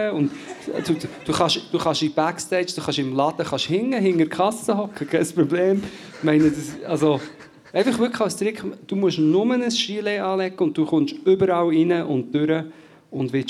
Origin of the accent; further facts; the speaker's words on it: Portugal; Am Schluss möchte ich noch erwähnen, ich bin ja in Portugal aufgewachsen